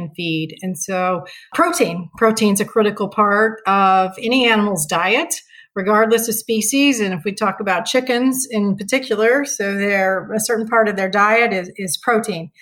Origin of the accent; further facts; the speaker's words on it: Parke County, Indiana, United States; moved away; also born or lived in northern Missouri; the farm I grew up on was in Indiana, and my mother still lives there today.